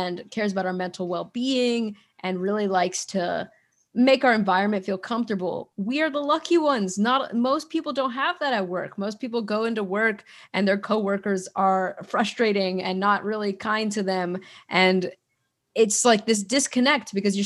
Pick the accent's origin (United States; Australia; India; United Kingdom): United States; I'm an American, I'm from America